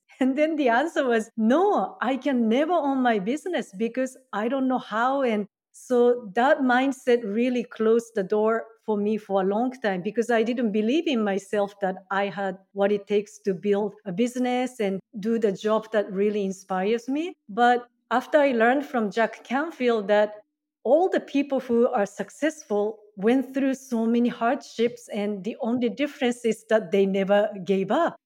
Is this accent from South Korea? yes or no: no; Japan; English is a second language; moved away as an adult; also born or lived in Seattle, United States / Mexico; now in Canada; I'm originally from Japan.